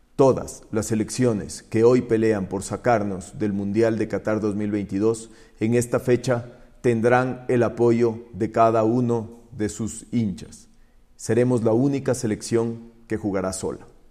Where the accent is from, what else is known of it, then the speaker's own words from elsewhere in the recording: Ecuador; como ecuatorianos